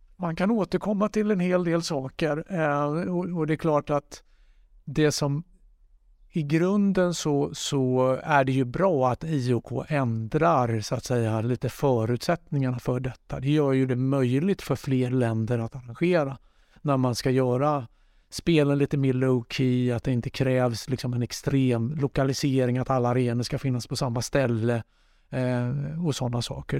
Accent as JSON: {"language": "Swedish", "town": "Jönköping", "region": "Jönköping County", "country": "Sweden", "tie": "born or raised there", "also_born_or_lived": "Gothenburg", "moved": "yes", "said": "Jag är uppvuxen i Rosenlundshallen eh, i Jönköping"}